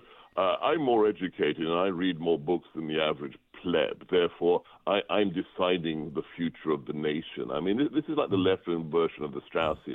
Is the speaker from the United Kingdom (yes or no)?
yes; England, United Kingdom; now in United States; I was born and educated in England, and I was in a debate club in high school